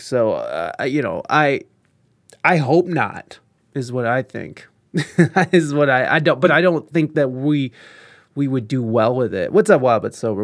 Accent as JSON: {"language": "English", "country": "United States", "said": "as an American"}